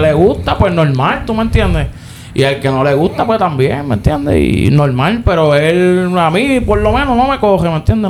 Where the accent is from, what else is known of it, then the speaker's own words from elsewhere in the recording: Puerto Rico; nosotros somos puertorriqueños